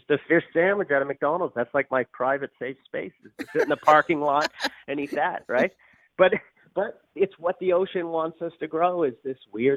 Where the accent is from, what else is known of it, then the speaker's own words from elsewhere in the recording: Newfoundland and Labrador, Canada; I'm from Newfoundland